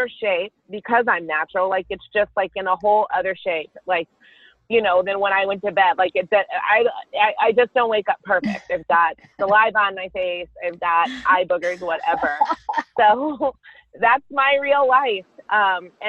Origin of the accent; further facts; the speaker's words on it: Carrollton, Texas, United States; I grew up in Carrollton, Texas with my sister and my parents.